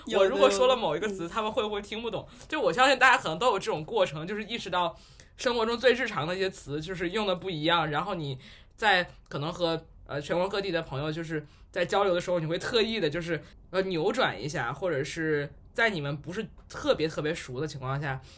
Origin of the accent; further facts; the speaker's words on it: Tianjin, China; also born or lived in Beijing; 就是首先我是天津人，但是我们家都不讲天津话。